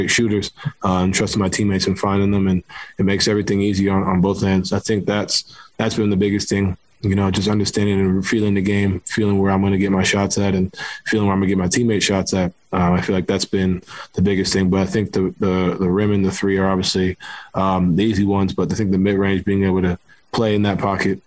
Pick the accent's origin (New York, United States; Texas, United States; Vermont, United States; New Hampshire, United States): New York, United States; New York City; I grew up playing basketball in New York City